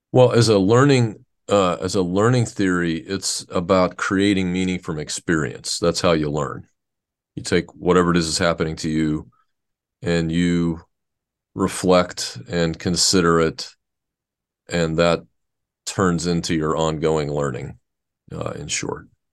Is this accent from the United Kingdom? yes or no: no; Pittsburgh, Pennsylvania, United States; moved away as an adult; I grew up in Pittsburgh, Pennsylvania.